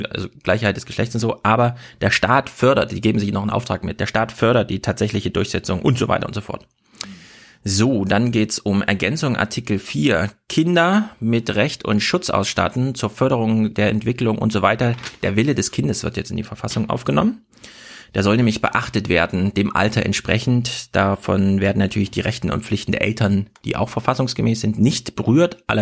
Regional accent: Thuringia, Germany; ich bin aus dem Herzen Thüringen, äh, Deutschlands

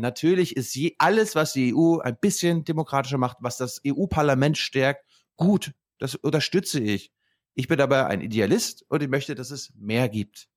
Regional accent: Germany; wir als Deutsche

